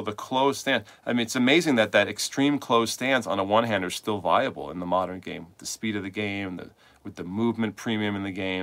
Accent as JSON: {"language": "English", "town": "New York City", "region": "New York", "country": "United States", "moved": "as an adult", "lives_now": "Manchester, United States", "said": "I'm from New York City, but I'm here now"}